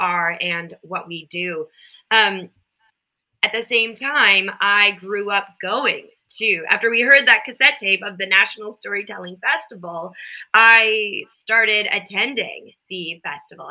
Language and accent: English; Minnesota, United States; I grew up in Minnesota, and then we had a cabin in northern Minnesota.